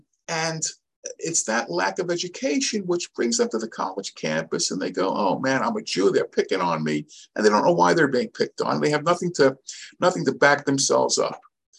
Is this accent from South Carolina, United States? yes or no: no; Muncie, Indiana, United States; when I grew up in Muncie, before it was Muncie, we only had a mezuzah on the front door.